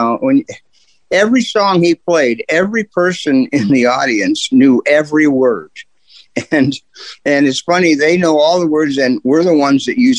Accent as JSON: {"language": "English", "town": "Canton", "region": "Ohio", "country": "United States", "said": "I'm from here. I'm from Canton."}